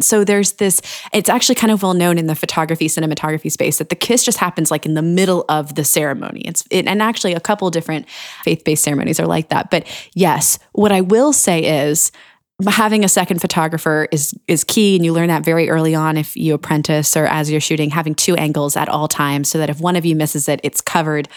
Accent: Annapolis, Maryland, United States; my hometown of Annapolis

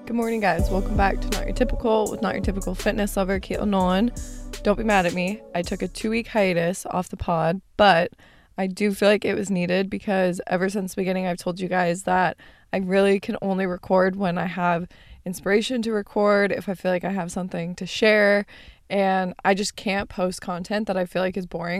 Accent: Arizona, United States; born or raised there; moved away as an adult; now in California, United States

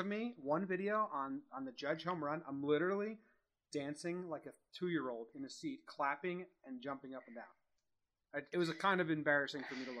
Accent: East Coast, United States; now in California, United States; I'm with …. He's in Denver. I'm in California. We are from the East Coast. We're transplanted Yankee fans.

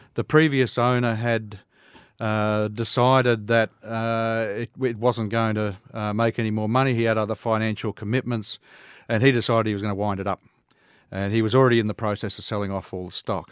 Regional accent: Toowoomba, Queensland, Australia; I'm a Queenslander, uh, raised right here in Toowoomba.

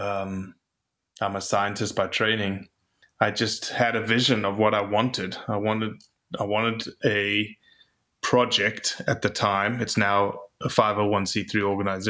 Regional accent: South Africa; moved away as an adult; also born or lived in Mississippi; now in United States; I'm from South Africa originally.

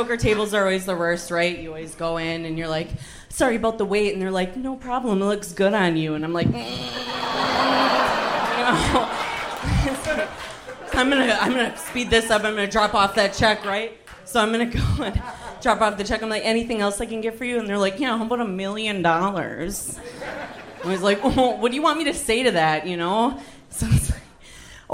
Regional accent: Appleton, Wisconsin, United States; I'm from Appleton, Wisconsin

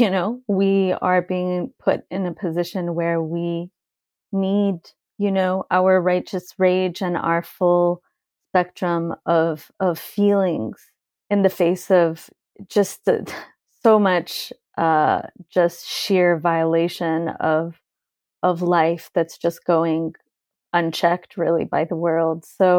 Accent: California, United States; now in Lebanon; I'm Lebanese and I grew up in California, and I live half time in my village in Lebanon.

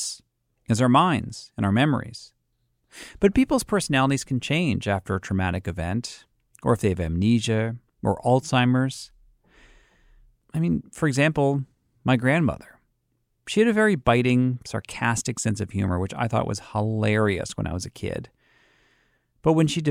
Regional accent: Boston, Massachusetts, United States; I'm from Boston

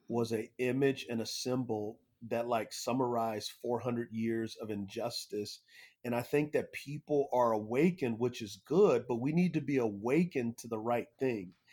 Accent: San Antonio, Texas, United States; I grew up in San Antonio, Texas

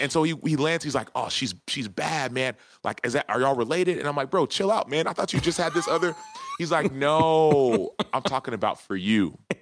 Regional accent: Dallas, Texas, United States; I was born and raised in Dallas, Texas

